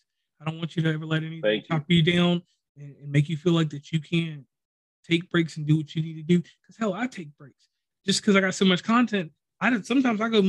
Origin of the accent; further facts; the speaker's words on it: Virginia, United States; now in West Virginia, United States; I live in West Virginia, but I'm from Virginia